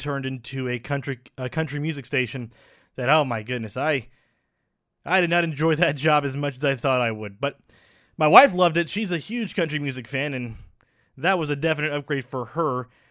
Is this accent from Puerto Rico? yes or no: yes; Puerto Rico; also born or lived in North Texas; now in Dallas, United States; I was born in Puerto Rico